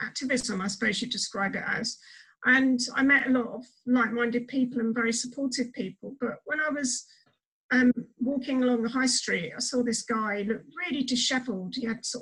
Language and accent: English; Brighton, South East England, United Kingdom; moved away as an adult; now in Medway, United Kingdom; I'm originally from Brighton, but I live in Medway in Kent now.